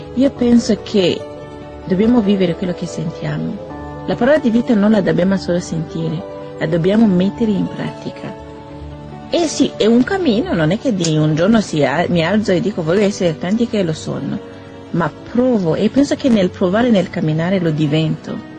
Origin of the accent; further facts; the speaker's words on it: Burundi; moved away; vengo dal Burundi, ho 25 anni